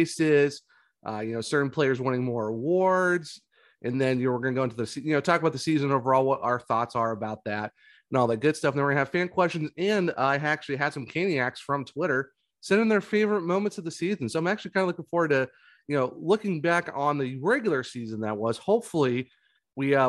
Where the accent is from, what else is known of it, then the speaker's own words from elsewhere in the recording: Northeast Ohio, United States; I'm originally from Northeast Ohio